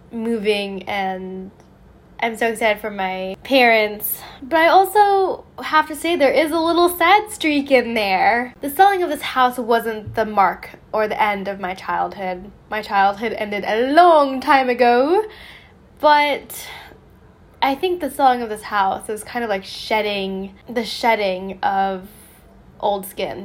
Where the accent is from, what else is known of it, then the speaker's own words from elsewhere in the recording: a suburb of Las Vegas, Nevada, United States; moved away as an adult; also born or lived in San Diego / New York / Florence; I am moving out of my hometown. And what's funny is I always poke fun at my hometown. It's a suburb from Vegas